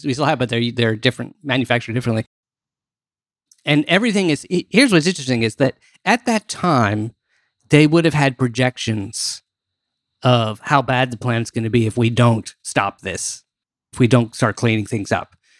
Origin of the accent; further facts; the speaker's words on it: D.C. area, Maryland, United States; also born or lived in Washington, D.C.; growing up in Maryland, um, all right, or in D C area